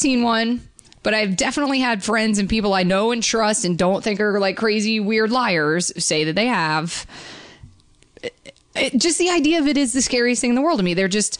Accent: Georgia, United States; But I grew up in Georgia, really close to a lot of, like, actual Civil War battlefields.

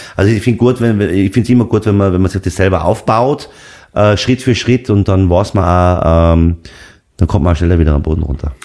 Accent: Seefeld in Tirol, Tyrol, Austria; meine Eltern haben eine Pension gehabt in Seefeld. Äh, da bin ich aufgewachsen im Haus Zillertal

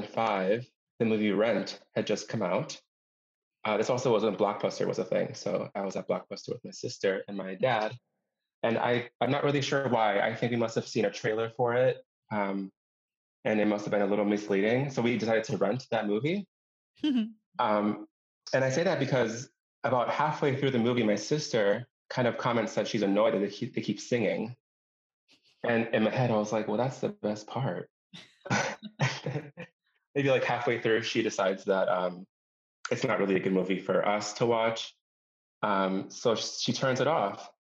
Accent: Los Angeles, California, United States; born there; now in Milwaukee, United States; So I am not from Milwaukee originally. So my parents were both born and raised in different parts of Mexico, and they met and got married in Los Angeles, California. And that's where my sister and I were born.

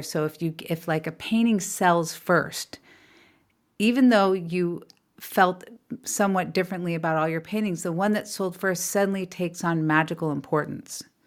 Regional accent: California, United States; also born or lived in New York; We raised in California

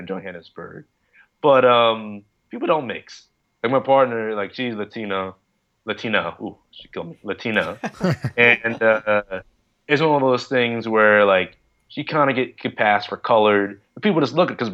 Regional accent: United States; also born or lived in South Africa; I want to go home to America

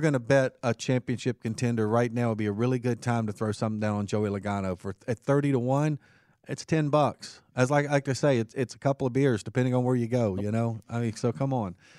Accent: Martinsville, Virginia, United States; moved away; it is my hometown

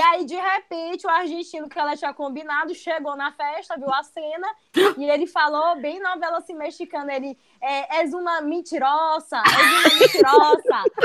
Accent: São Luís, Maranhão, Brazil

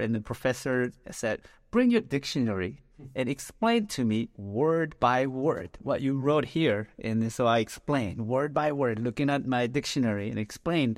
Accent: South Korea; moved away as an adult; now in United States; I'm Korean American. So I came to the U.S. after finishing high school, and I was a total failure in 12 years of schooling in Korea

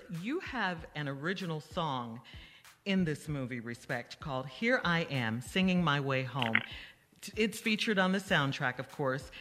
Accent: Chicago, Illinois, United States; we're all from Chicago.

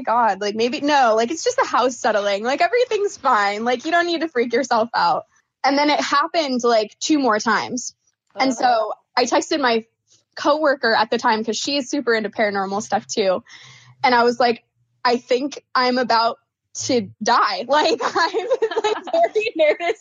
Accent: Oregon, United States; moved away as an adult; now in Phoenix, United States; I was born and raised in Oregon.

